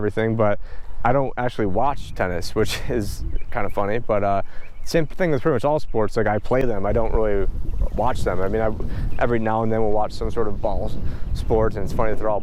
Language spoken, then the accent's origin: English; New York, United States; moved away; I'm originally from New York